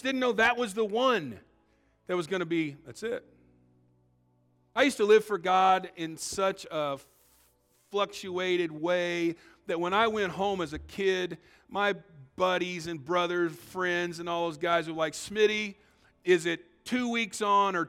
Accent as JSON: {"language": "English", "region": "Illinois", "country": "United States", "tie": "born or raised there", "said": "I grew up in Illinois"}